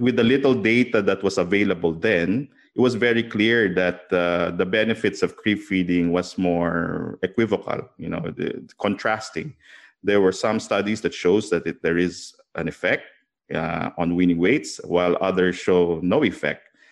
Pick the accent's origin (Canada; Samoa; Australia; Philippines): Philippines; I'm from the Philippines, and, um, I grew up with a family that's in agriculture